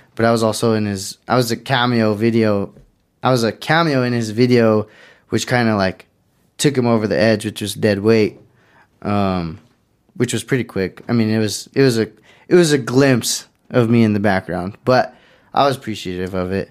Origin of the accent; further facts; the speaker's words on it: Pueblo, Colorado, United States; technically I grew up in Belmont, but, uh, I basically always said I'm from the East Side